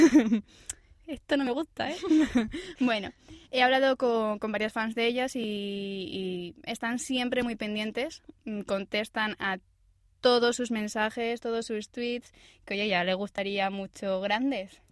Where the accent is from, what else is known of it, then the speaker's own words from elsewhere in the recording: Asturias, Spain; moved away; yo como soy buena asturiana